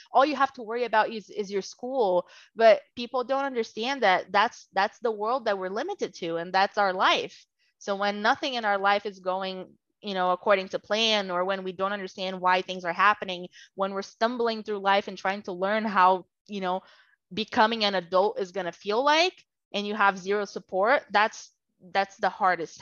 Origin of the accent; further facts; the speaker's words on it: Brazil; first language Portuguese; English is a second language; moved away as an adult; now in United States; I was born and raised in Brazil